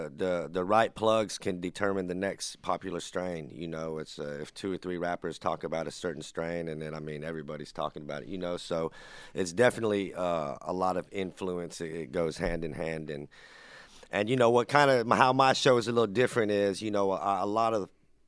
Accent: about an hour north of Sacramento, Northern California, United States

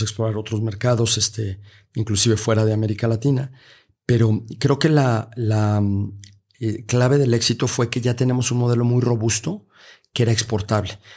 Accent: Mexico; en nuestro propio país

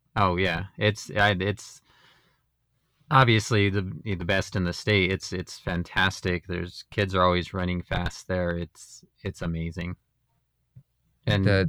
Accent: Las Vegas, New Mexico, United States; I grew up in Vegas

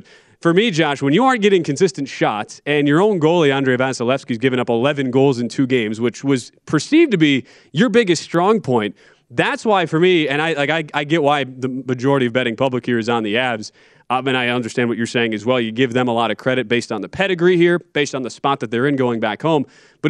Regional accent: Wisconsin, United States; I'm from Wisconsin. We can do our Wisconsin-Canadian duo accents here.

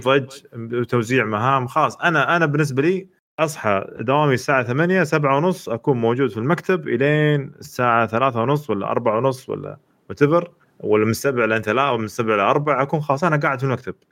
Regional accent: Eastern Province, Saudi Arabia; عندنا في الشرقية

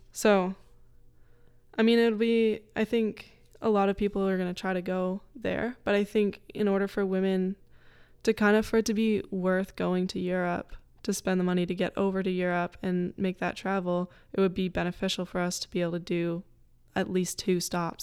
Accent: North Bay, Ontario, Canada; now in Lafayette, United States; there's a lot of companies in North Bay too that have helped me, in my hometown

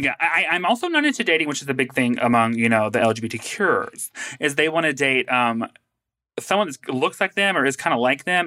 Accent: the South, United States; I grew up in the South

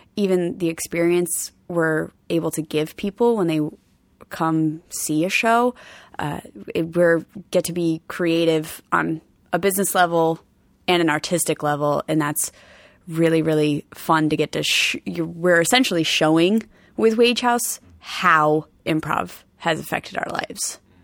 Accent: Rhode Island, United States; I'm from Rhode Island

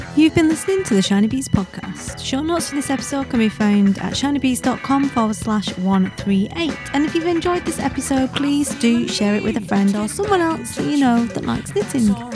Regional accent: Wigan, North West England, United Kingdom; accent: Wigan; I am Lancastrian

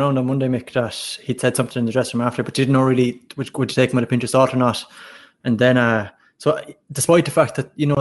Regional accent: Galway, Connacht, Ireland; I'm from Rahoon, which is out west.

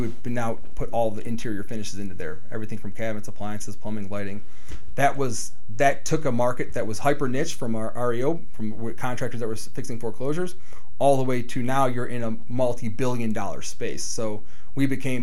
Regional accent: Cleveland, Ohio, United States; also born or lived in Puerto Rico / South Euclid; I was born in Puerto Rico. My mom moved to Cleveland, Ohio, out of all places in the country. Moved to Cleveland, Ohio. Her family was here. She was born and raised here. So I was 2 years old.

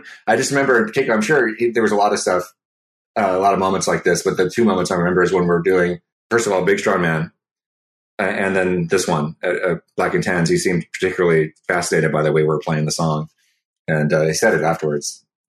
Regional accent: United States; growing up in the States

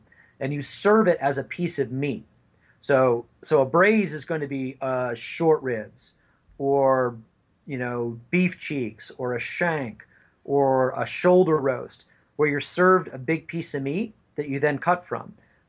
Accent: the West, United States; now you can tell I'm from the West.

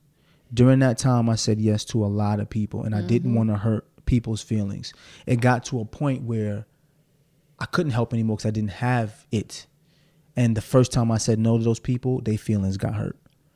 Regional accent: New York City, New York, United States; I'm from Brooklyn, so I say axe.

